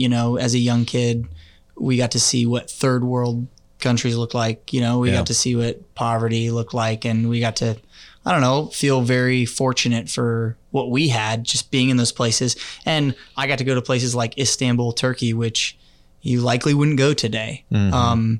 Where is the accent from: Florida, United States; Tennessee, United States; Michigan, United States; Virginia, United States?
Tennessee, United States; Clarksville; born there; also born or lived in Guam / Washington, D.C. / Germany / Kansas City; born in Clarksville, Tennessee. Moved to Guam when we were young. My dad was in the military for 22 years. And eventually moved to Washington, D.C. in Germany, moved to Kansas City from Germany in 1998